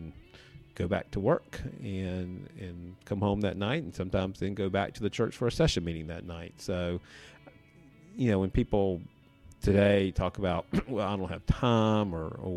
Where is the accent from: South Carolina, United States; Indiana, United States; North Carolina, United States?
South Carolina, United States; Columbia; also born or lived in York County, South Carolina; I grew up on a dairy farm outside of Columbia, South Carolina, between Columbia and Sumter